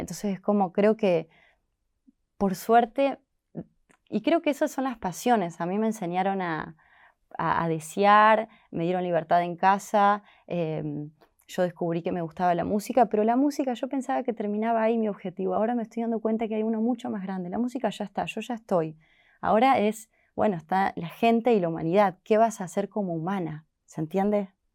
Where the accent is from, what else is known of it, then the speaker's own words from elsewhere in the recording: Córdoba, Argentina; moved away as an adult; now in Buenos Aires, Argentina; yo soy de Córdoba, capital